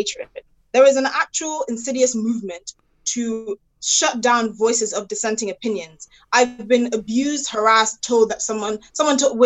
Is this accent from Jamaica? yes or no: no; Ghana; now in United Kingdom; I'm Ghanaian. I have African heritage